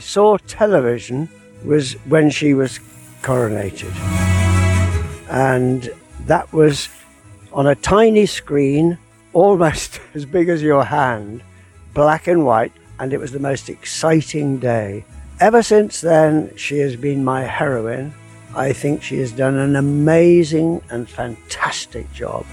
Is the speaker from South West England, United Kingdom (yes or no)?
yes; Wiltshire, South West England, United Kingdom; moved away as an adult; also born or lived in India / Kent / London; now in South West London, United Kingdom; I was born in India and I didn't come here till about 7 years old, but I lived in the country in Wiltshire